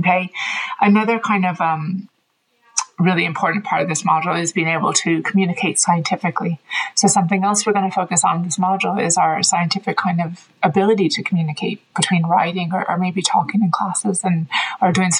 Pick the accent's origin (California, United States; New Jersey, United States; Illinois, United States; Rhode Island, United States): California, United States; Oakland; moved away as an adult; also born or lived in Dublin, Ireland; now in Galway, Ireland; I'm originally from Oakland, California, but I've lived in Ireland for about 20 years now.